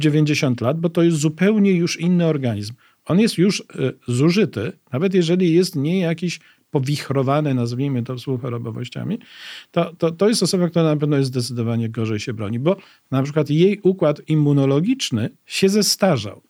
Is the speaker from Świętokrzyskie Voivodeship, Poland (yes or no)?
no; Łódź, Łódź Voivodeship, Poland; mieszkałem w Łodzi, bo jestem łodzianinem